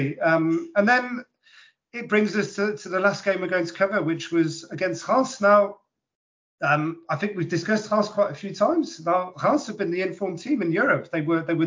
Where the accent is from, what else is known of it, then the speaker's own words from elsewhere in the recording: London, United Kingdom; we're from London.